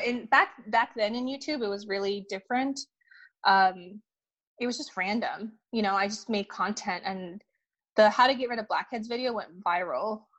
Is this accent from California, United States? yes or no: no; Minnesota, United States; also born or lived in China; I came to um, Minnesota uh, when I was three years old. So I grew up in the Midwest, Midwest Minnesota